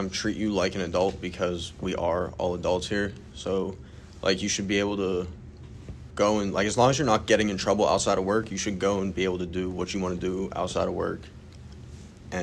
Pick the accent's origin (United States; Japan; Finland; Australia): United States; Central Pennsylvania; moved away as an adult; now in Langley, United States; I'm from Central Pennsylvania